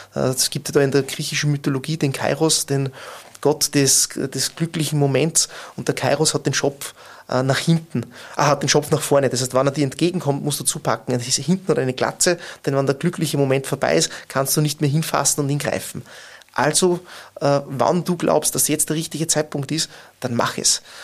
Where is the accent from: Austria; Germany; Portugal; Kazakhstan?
Austria; Bad Ischl, Upper Austria; moved away as an adult; now in Linz, Austria; ich habe 2004 in meiner Heimatgemeinde maturiert